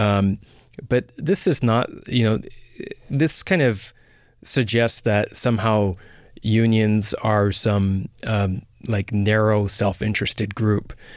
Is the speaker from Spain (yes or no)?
no; Canada; being a Canadian